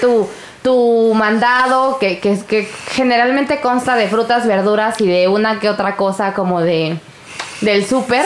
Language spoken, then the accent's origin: Spanish; Mexico City, Mexico; yo soy una persona de Iztapalapa.